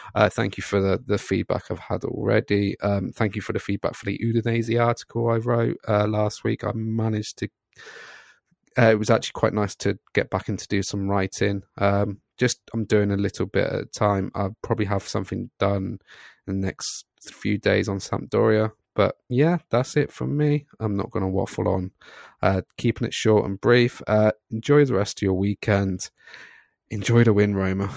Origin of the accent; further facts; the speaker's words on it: Scotland, United Kingdom; I'm Scottish